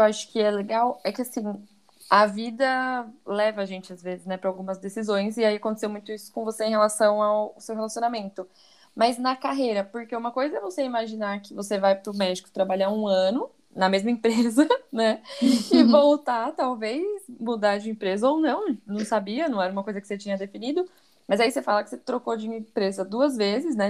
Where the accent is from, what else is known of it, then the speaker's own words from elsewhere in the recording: São Paulo, Brazil; now in Guarulhos, Brazil; eu também sou de São Paulo, nasci em São Paulo, moro em Guarulhos há 10, 11 anos